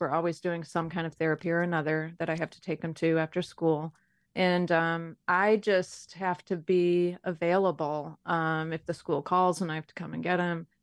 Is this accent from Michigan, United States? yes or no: yes; Detroit, Michigan, United States; I grew up in Detroit, Michigan